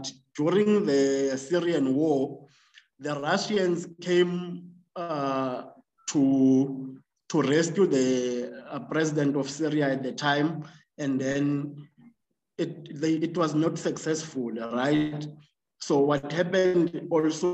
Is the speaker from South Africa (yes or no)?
yes; Sterkspruit, Eastern Cape, South Africa; I am from Sterkspruit in the Eastern Cape.